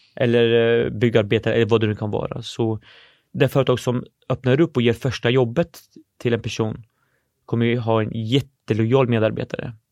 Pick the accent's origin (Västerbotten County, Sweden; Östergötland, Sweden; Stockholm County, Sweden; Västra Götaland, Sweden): Östergötland, Sweden; Norrköping; born or raised there; also born or lived in Syria